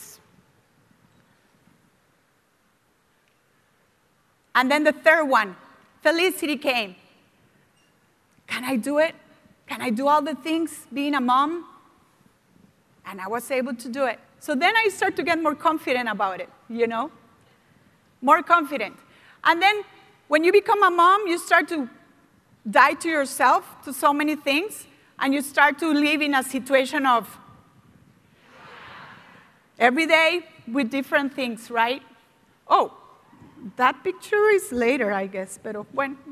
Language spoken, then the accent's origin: English; Costa Rica; English is a second language; moved away; I was from Costa Rica and I was the youngest of 7 kids.